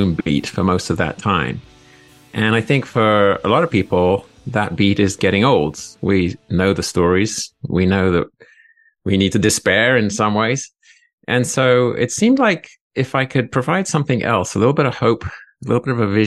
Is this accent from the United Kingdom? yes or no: yes; England, United Kingdom; also born or lived in Alaska; now in Montana, United States; I'm a European by birth. I grew up in England.